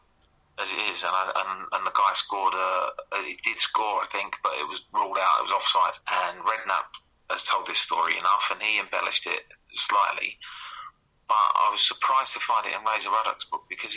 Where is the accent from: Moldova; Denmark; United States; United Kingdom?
United Kingdom; Essex, East of England; I grew up in Essex